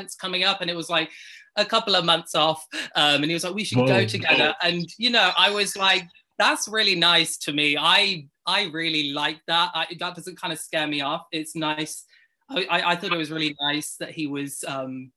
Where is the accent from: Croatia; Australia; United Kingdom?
United Kingdom; I'm not from the US, I'm British